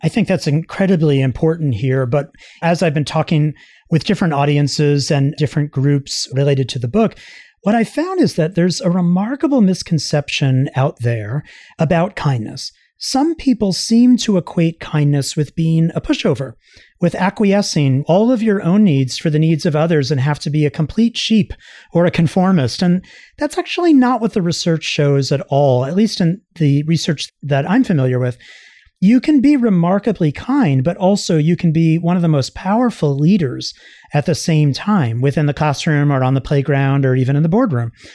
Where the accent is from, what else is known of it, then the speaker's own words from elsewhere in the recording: Long Island, New York, United States; I grew up on Long Island in New York